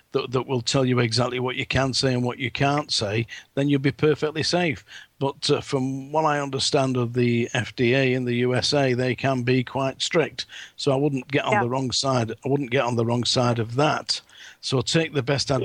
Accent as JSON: {"language": "English", "region": "England", "country": "United Kingdom", "said": "I'm English"}